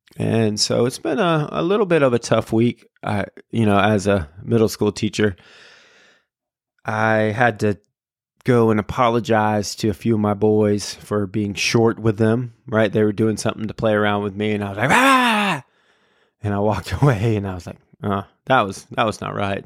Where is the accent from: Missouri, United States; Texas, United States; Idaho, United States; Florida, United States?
Florida, United States; Been here my whole life, other than college and graduate school